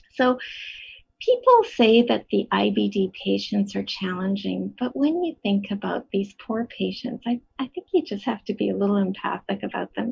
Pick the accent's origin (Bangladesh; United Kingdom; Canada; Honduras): Canada; Edmonton, Alberta; moved away as an adult; now in Toronto, Canada; I grew up in Edmonton. I was born in Edmonton, raised there